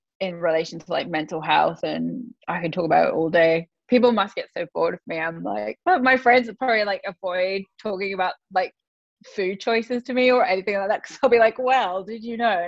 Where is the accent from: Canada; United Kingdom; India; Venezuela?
United Kingdom; England; I'm from England